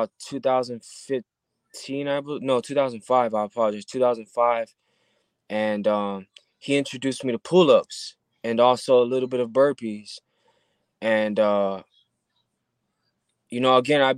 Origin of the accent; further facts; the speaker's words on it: Southern California, United States; I'm born and raised in Southern California.